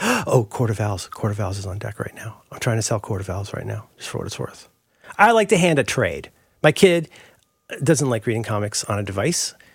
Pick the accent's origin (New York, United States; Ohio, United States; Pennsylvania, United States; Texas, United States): Ohio, United States; also born or lived in Florida; now in San Francisco, United States; growing up in Ohio